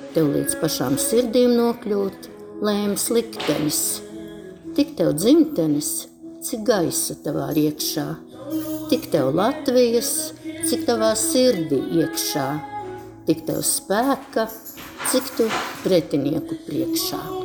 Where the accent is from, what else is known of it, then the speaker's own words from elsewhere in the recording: Latvia; now in Ireland; mēs esam latvieši.